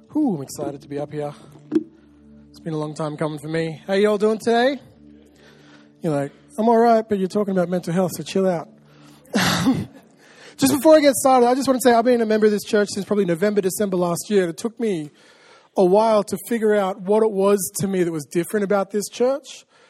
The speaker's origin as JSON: {"language": "English", "country": "Australia", "said": "I'm an Australian and I say, oh, yeah, all the time."}